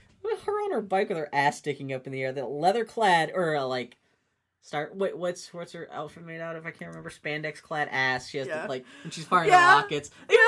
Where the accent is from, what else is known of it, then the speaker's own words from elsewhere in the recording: Pittsburgh, Pennsylvania, United States; now in Portland, United States; I was raised in Pittsburgh, Pennsylvania